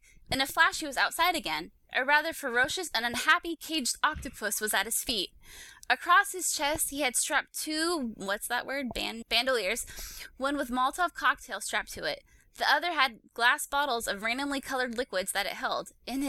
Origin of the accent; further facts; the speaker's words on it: Canada; Also, I'm Canadian.